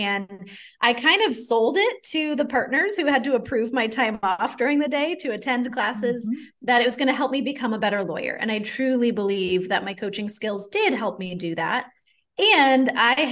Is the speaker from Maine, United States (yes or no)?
yes; Maine, United States; moved away; I'm originally from Maine in the States, and a lot of my ancestors were French Canadian